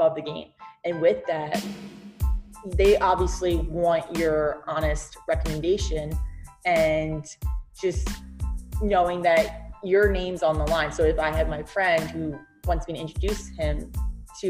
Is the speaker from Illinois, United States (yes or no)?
no; New Jersey, United States; moved away as an adult; now in Baltimore, United States; I am from Jersey